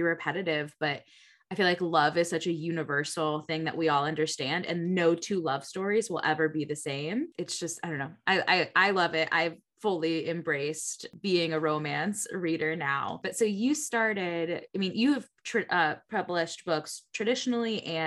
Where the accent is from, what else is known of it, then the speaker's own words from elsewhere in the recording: Connecticut, United States; also born or lived in Niagara Falls; now in Buffalo, United States; I'm originally from Connecticut